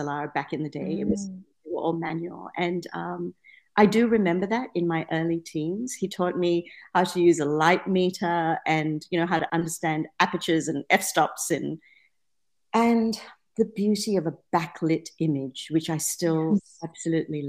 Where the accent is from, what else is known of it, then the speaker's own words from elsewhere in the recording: Penang, Malaysia; now in Perth, Australia; I grew up in Penang in Malaysia